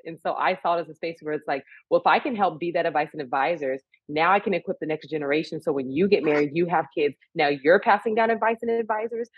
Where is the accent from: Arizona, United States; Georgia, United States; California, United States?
California, United States; also born or lived in San Francisco; I'm a California girl at heart, born and raised in California, went to school and college in San Francisco